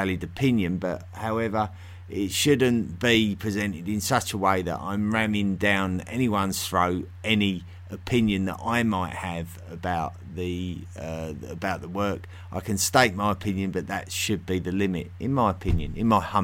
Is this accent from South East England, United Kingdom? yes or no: yes; South East England, United Kingdom; accent: Southeast England; the Southeast England accent that I have